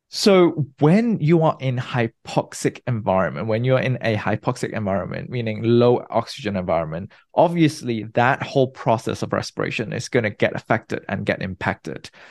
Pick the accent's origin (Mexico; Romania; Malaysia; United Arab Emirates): Malaysia; moved away as an adult; also born or lived in Nottingham, United Kingdom / New York, United States / New Jersey, United States / Munich, Germany; now in San Francisco, United States; I was born and bred in Malaysia. I grew up there.